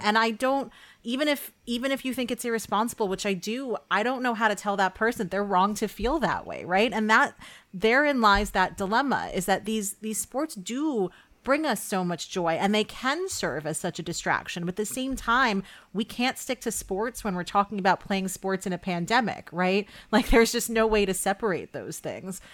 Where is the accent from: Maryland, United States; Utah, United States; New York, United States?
New York, United States; I'm from New York